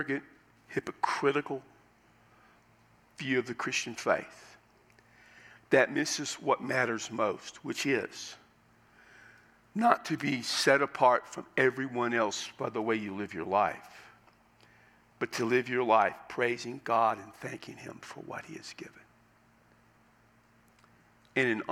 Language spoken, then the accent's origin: English; United States; as an American